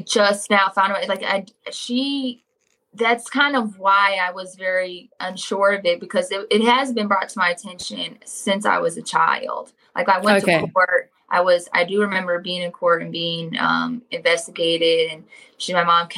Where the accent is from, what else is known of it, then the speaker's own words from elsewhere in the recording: Cincinnati, Ohio, United States; I grew up more inner city with my dad, in an apartment closer to downtown Cincinnati.